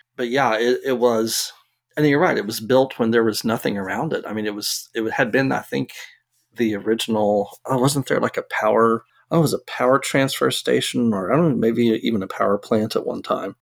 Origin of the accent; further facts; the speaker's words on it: Arlington, Texas, United States; I grew up in Arlington